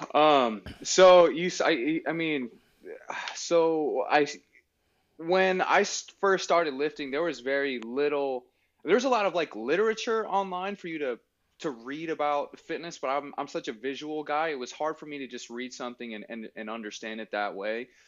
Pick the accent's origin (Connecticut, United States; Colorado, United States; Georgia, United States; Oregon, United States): Oregon, United States; Salem; I grew up in Salem with my aunt and uncle for the most part